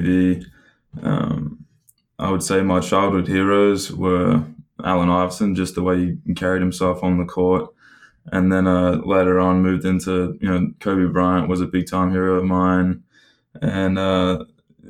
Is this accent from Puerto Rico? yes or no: no; Adelaide, South Australia, Australia; moved away as an adult; also born or lived in Oregon, United States; I am from Adelaide, Australia.